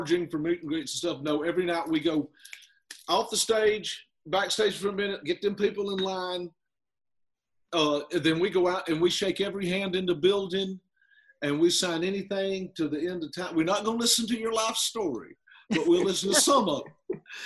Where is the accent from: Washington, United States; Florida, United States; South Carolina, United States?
South Carolina, United States; accent: country